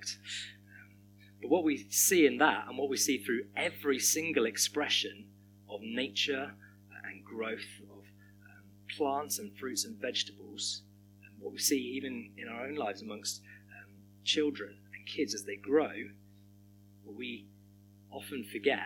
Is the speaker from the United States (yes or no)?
no; Hampshire, South East England, United Kingdom; moved away as an adult; now in Birmingham, United Kingdom; moving from where I grew up in Hampshire to the West Country